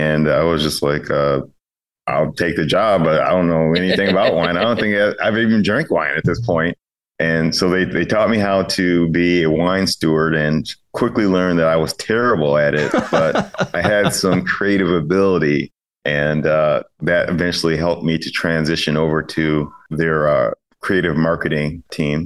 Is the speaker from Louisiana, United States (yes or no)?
no; Chicago, Illinois, United States; moved away as an adult; also born or lived in California; I'm originally from the Chicagoland area.